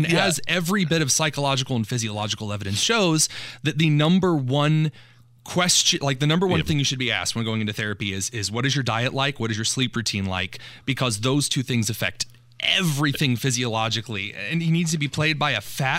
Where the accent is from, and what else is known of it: United States